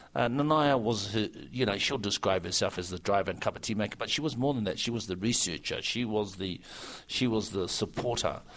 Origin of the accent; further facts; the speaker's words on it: New Zealand; I was pleased as a New Zealander.